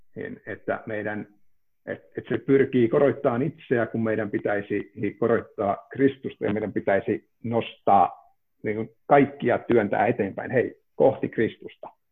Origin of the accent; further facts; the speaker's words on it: Ivalo, Lapland, Finland; now in Helsinki, Finland; olen Ivalosta kotoisin ja tosiaan Helsinkiin muuttaneena olen